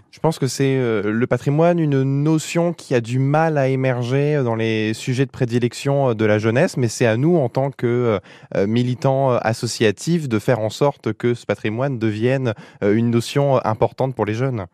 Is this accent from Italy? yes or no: no; Picardy, Hauts-de-France, France; je suis un Picard